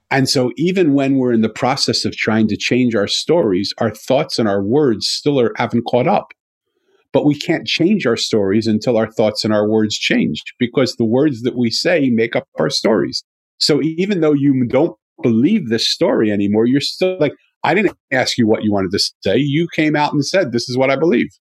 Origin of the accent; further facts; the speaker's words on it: Philadelphia, Pennsylvania, United States; I'm from Philadelphia